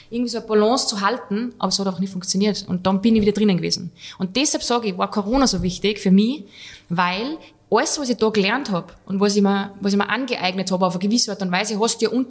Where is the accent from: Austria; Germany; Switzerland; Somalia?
Switzerland; also ich war Schweizer, aber halt, er, er lässt mich jetzt da stehen, ein bisschen denglischt.